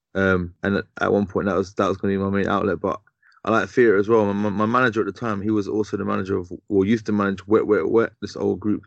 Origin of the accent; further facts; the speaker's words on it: London, United Kingdom; I mainly grew up in uh, in, in Southwest London. Mm-hmm. Um, mm-hmm. I was born in Tooting.